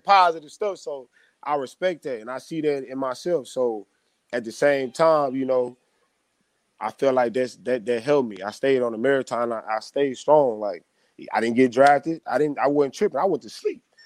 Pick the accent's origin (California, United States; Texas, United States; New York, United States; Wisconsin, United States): Texas, United States; Temple; also born or lived in Belton, Texas / Midland, Texas; I grew up in Temple, like, but I went to Belton.